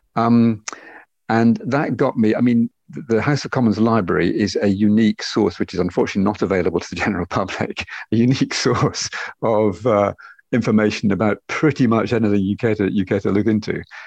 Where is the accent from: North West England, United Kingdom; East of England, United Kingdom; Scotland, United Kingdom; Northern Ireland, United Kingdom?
Scotland, United Kingdom; Loch Fyne, west coast of; moved away as an adult; also born or lived in Glasgow; now in Barcelona, Spain; I was born in Glasgow and then brought up on the west coast of Scotland uh, on one of the lochs on the on the west coast of Scotland, Loch Fyne